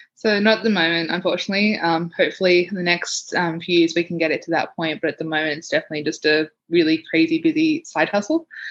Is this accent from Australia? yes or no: yes; Sydney, New South Wales, Australia; now in Canberra, Australia; I grew up in Western Sydney